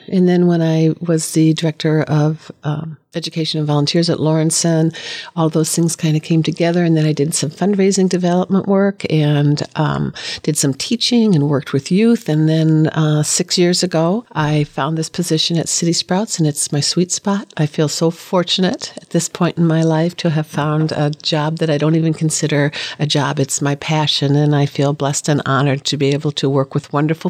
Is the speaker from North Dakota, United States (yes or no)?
yes; North Dakota, United States; born there; Well, I was born in North Dakota, and my grandma and grandpa were both farmers